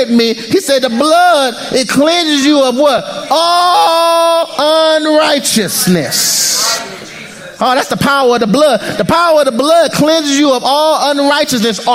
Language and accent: English; United States; as an American, I'm an American citizen